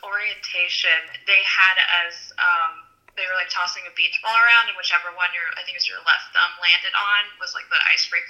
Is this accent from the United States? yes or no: yes; Wilmington, Ohio, United States; I am from Wilmington, Ohio. It's around the Dayton area. I'm a senior at OU and I'm majoring in journalism strategic communications.